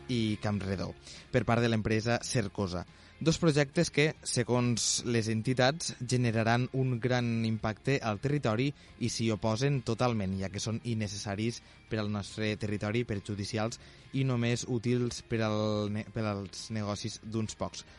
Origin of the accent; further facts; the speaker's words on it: Terres de l'Ebre, Catalonia, Spain; com a, com a ebrenc